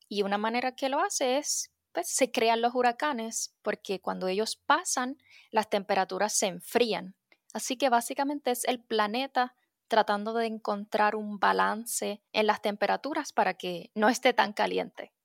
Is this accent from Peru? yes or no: no; Puerto Rico; also born or lived in Tampa Bay, Florida; now in Tampa, United States; Yo soy de Puerto Rico y soy meteoróloga, para la NOAA, específicamente en la Bahía de Tampa